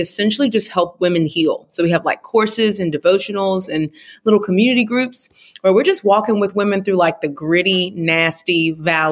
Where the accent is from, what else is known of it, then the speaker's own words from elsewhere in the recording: Houston, Texas, United States; moved away as an adult; also born or lived in Atlanta, Georgia; I'm originally from Houston